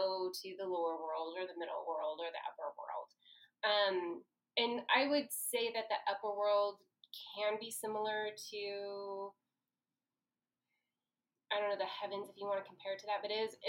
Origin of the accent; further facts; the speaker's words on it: Portland, Oregon, United States; I was born and raised in the Portland metropolitan area. I'm a third-generation Portlander, possibly 5th or 6th generation Oregonian.